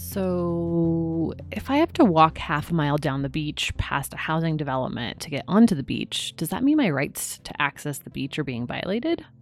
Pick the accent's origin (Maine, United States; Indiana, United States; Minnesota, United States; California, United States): California, United States; Ventura County; also born or lived in Hawaii; I grew up in Ventura County